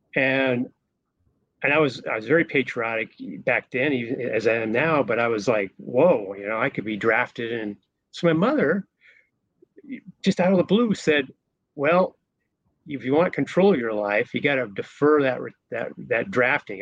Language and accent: English; Golden, Colorado, United States; moved away as an adult; also born or lived in Denver, Colorado; I was born in Denver, but raised in Golden, Colorado.